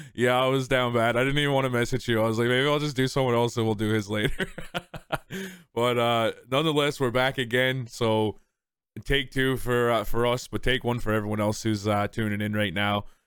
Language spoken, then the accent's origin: English; Newfoundland and Labrador, Canada